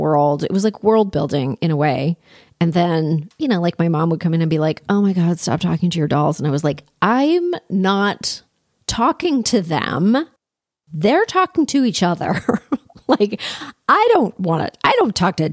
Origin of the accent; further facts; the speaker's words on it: Toronto, Ontario, Canada; I grew up in Toronto, in Canada